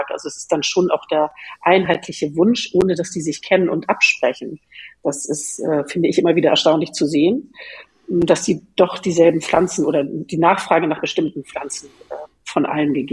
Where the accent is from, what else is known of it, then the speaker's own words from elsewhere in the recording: Northern Germany, Germany; Ich bin ja äh, als Norddeutsche auch ganz mit, äh, sehr mit Skandinavien verbunden